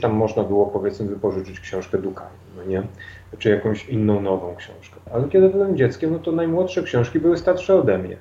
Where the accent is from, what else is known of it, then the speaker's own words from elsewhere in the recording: Dębica, Subcarpathian Voivodeship, Poland; moved away as an adult; now in Kraków, Poland; mimo że od kilku lat mieszkam w Krakowie, no dalej jak się mnie ktoś zapyta, skąd jestem, to jestem z Dębicy.